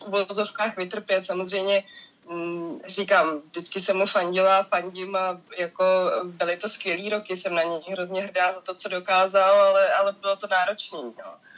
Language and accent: Czech; Prague, Czechia; Není to moje bydliště, prostě já jsem z Prahy